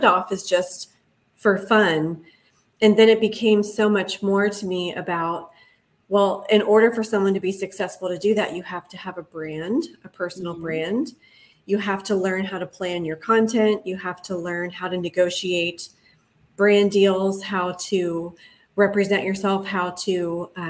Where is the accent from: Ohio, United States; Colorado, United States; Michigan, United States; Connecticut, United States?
Ohio, United States; moved away as an adult; now in Los Angeles, United States; I'm originally from Ohio. I moved out to LA probably 13 years ago as a traveling physical therapist